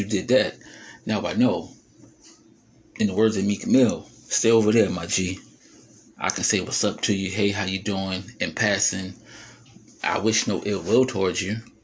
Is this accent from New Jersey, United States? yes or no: yes; New Jersey, United States; I am from Jersey